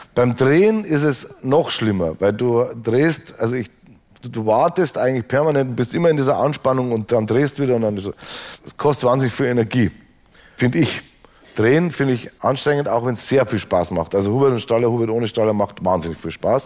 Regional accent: Straubing, Bavaria, Germany; born or raised there; moved away

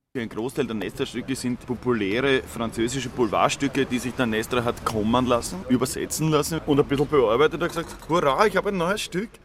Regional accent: Austria; now in Germany

